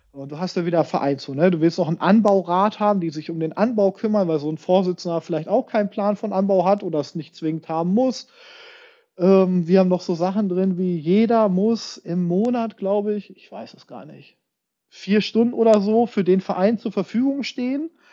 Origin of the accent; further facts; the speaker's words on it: Hameln, Lower Saxony, Germany; now in Braunschweig, Germany; ich komme ja aus Hameln ursprünglich, da bin ich ja groß geworden